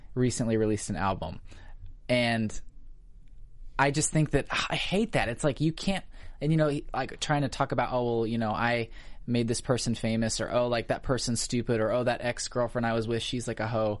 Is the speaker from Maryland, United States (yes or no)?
no; Missouri, United States; moved away as an adult; now in Los Angeles, United States; I'm actually from Missouri